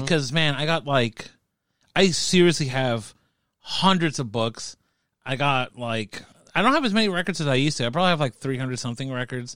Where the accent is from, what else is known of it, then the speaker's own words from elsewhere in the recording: United States; accent: American; also born or lived in South America; I probably sound so fucking American, but I'm Latino, okay? So, like, no, but I grew up, like, in a, in a real, like, Latino neighborhood.